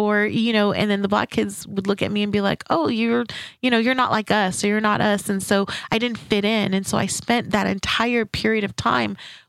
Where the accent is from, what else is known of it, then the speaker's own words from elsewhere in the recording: St. Kitts & Nevis; first language French; English is a second language; moved away; also born or lived in Saint-Laurent, Quebec, Canada; when I moved here, I'm originally from St. Kitts, and I lived in Canada in Quebec, and my basic schooling was in Saint-Laurent. And when I moved here as a preteen, I had a hard time fitting in.